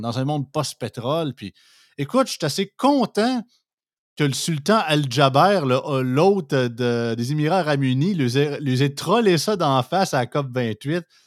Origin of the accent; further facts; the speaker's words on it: Montmagny, Quebec, Canada; je viens de Montmagny. Ben, L'Opocatière, c'est à côté de chez nous.